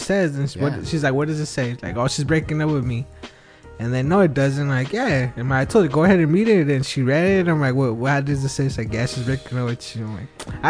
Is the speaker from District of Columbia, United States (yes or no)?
no; Los Angeles, California, United States; I grew up in Wilmington, next city over